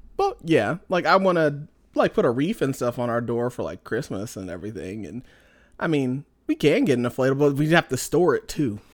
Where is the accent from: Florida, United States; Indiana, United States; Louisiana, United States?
Indiana, United States; Indianapolis; moved away as an adult; now in Montana, United States; I'm from Indianapolis originally